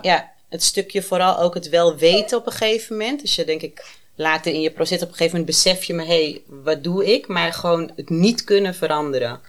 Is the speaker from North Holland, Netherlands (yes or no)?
yes; Amsterdam, North Holland, Netherlands; Ik ben 37 en ik kom uit Amsterdam